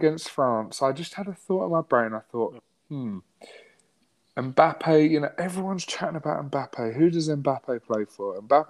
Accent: England, United Kingdom; as English English people.

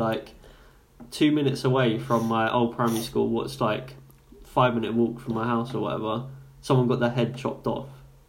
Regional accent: London, United Kingdom; moved away as an adult; now in Portsmouth, United Kingdom; I was like, oh, South East London, like, Woolwich.

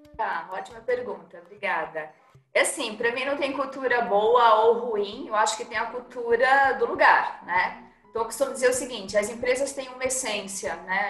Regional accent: Pernambuco, Brazil; eu sou pernambucana é, e gosto dessas minhas raízes

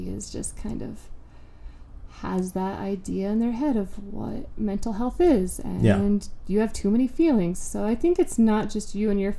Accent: Albuquerque, New Mexico, United States; I was raised here in Albuquerque, New Mexico

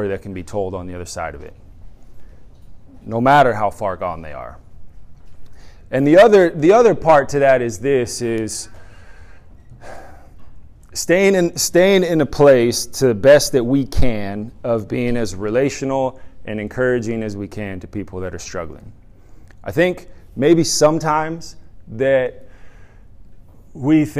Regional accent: San Diego, California, United States; moved away as an adult; now in Ohio, United States; I'm from San Diego, so I'm accustomed to the sun, but we do love Ohio. We've been here about a year now

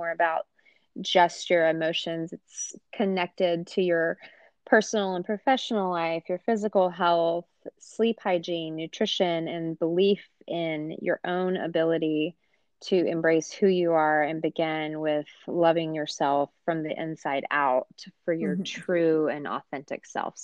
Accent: Atlanta, Georgia, United States; I was born and raised in Atlanta

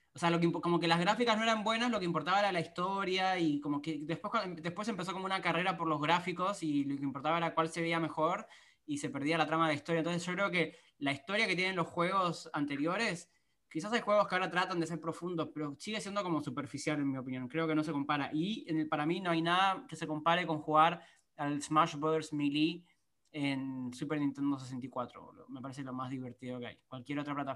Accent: Argentina; soy argentino

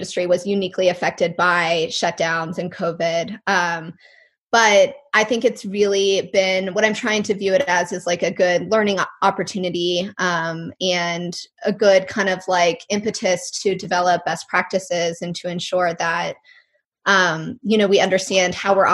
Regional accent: Colorado, United States; moved away; also born or lived in North Carolina; And then I grew up in Colorado, so no surprise, I grew up in the mountains skiing.

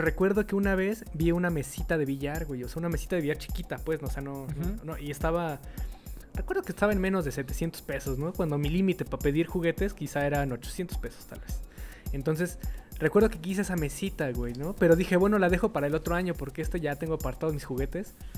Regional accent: Mexico; nosotros siendo mexicanos

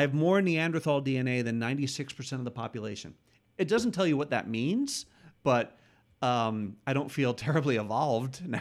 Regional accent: New York, United States; moved away as an adult; also born or lived in Bronx, New York; now in Los Angeles, United States; I grew up about eighty miles north of the city

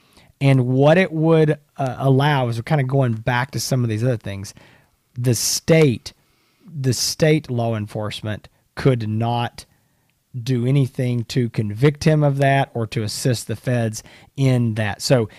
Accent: the South, United States; You know, as a Southerner, that's, you know

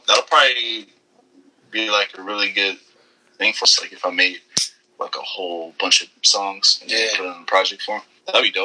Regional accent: Inglewood, California, United States; It's Inglewood. It's like a little small city in Los Angeles County

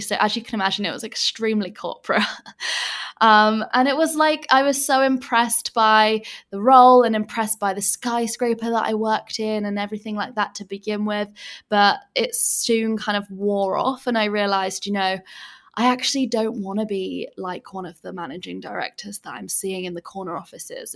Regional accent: England, United Kingdom; moved away as an adult; now in Bali, Indonesia; I'm originally from England, as you can probably tell by my accent, but I actually live in Bali, and I have done for the past three years

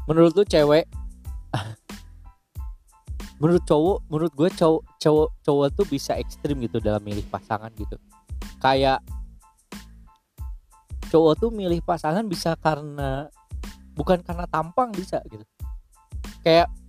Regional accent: West Bandung Regency, West Java, Indonesia; dari daerah gua Kabupaten Bandung Barat pengen dibangun seperti daerah utara gitu

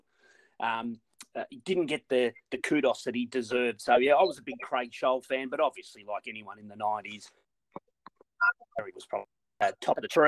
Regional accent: Melbourne, Victoria, Australia; I was born here in Melbourne in 71

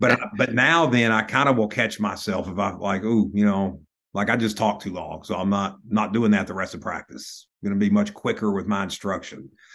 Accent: Lubbock, Texas, United States; growing up in Lubbock

